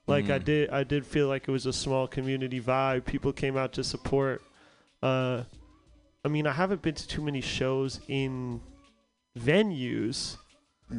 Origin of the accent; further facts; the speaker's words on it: New York, United States; also born or lived in Jersey City, New Jersey; we're from New York